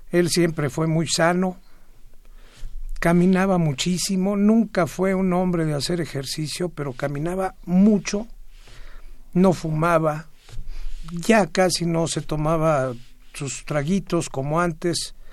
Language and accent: Spanish; Mérida, Yucatán, Mexico; Y adoro Mérida, eh, yo creo que pronto ya andaré por ahí. Tengo muchas ganas de regresarme a mi tierra.